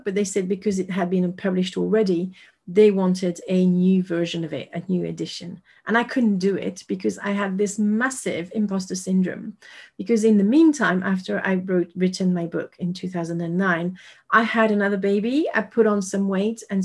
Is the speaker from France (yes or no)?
yes; France; English is a second language; I am French and I'm speaking English to you right now